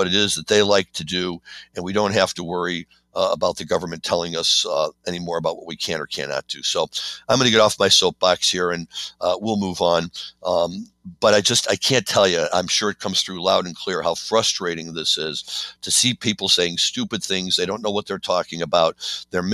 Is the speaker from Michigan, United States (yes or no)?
no; Missouri, United States; now in Chicago, United States; I'm not often proud to say I'm from Missouri